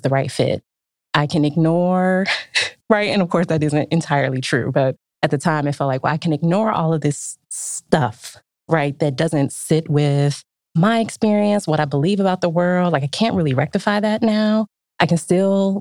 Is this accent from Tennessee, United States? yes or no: no; Detroit, Michigan, United States; I grew up in Detroit in the 80s